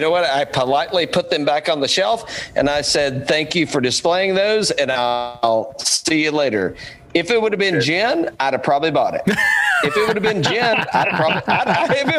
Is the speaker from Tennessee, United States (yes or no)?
yes; East Tennessee, United States; I grew up in East Tennessee